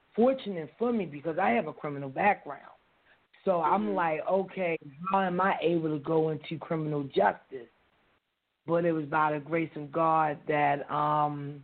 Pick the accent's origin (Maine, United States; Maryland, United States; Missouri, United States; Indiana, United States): Maryland, United States; Baltimore; moved away as an adult; now in Los Angeles, United States; I was born and raised in Baltimore City, mm-hmm. Westport, Berry Hill projects